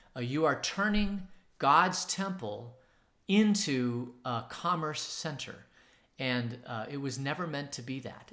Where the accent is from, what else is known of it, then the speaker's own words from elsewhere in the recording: Phoenix, Arizona, United States; now in Tucson, United States; where I was growing up in Phoenix, it was downtown Phoenix